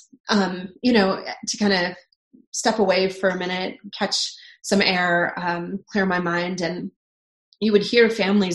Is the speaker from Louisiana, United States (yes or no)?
no; North Dakota, United States; now in Salt Lake City, United States; I loved growing up in North Dakota